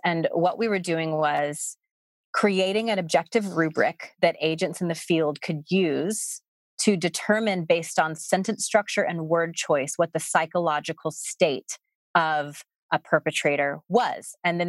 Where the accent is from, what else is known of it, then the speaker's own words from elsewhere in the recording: the South, United States; I mean, I grew up in the South and I think I had been out of the country once, but it wasn't even really out of the country because it was Puerto Rico.